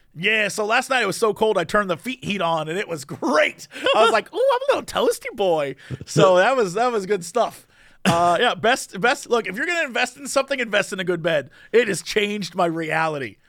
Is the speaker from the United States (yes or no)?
yes; East Coast, United States; now in Los Angeles, United States; I grew up on the East Coast, and I went to college where it snowed all the time